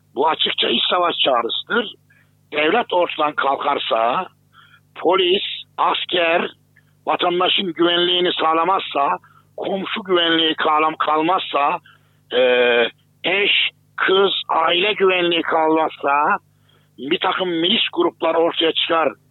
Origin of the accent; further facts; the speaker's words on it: Kayseri Province, Turkey; benim de memleketimdir Kayseri.